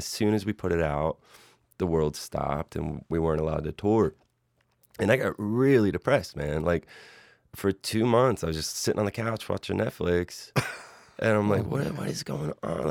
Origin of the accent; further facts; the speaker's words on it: Philadelphia, Pennsylvania, United States; growing up in Philly